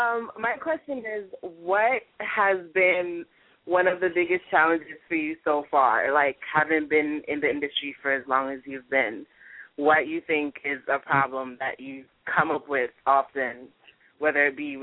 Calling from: New York City, New York, United States; I'm calling from Queens, New York.

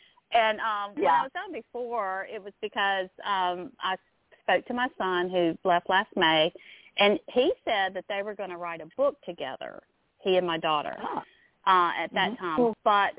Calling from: Louisiana, United States; So I'm from Louisiana.

